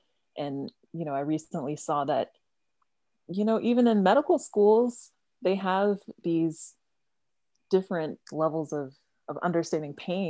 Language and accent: English; Savannah, Georgia, United States; moved away as an adult; now in Athens, United States; I'm from Savannah, Georgia, and I still travel. I live in Athens now to go to school at UGA, but I still travel back to Savannah